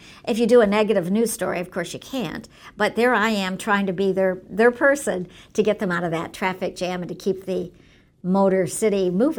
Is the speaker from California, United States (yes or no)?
no; Detroit, Michigan, United States; my hometown, because I'm a native Detroiter, born and raised here